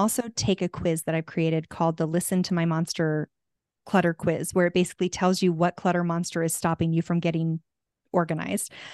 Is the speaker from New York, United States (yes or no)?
no; Tucson, Arizona, United States; also born or lived in California; now in Santa Fe, United States; I'm from Tucson, so I'm from hot weather